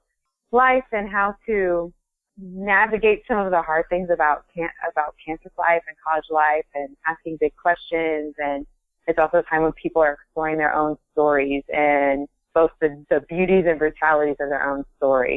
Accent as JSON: {"language": "English", "region": "Ohio", "country": "United States", "moved": "as an adult", "lives_now": "Vermont, United States", "said": "I am originally from Ohio, and I moved to Vermont in 2006"}